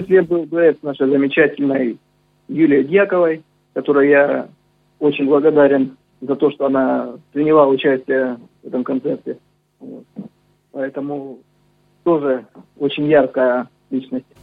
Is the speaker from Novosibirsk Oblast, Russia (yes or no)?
no; Novocherkassk, Rostov Oblast, Russia; я родился на Дону, я считаю, что я полноправный казак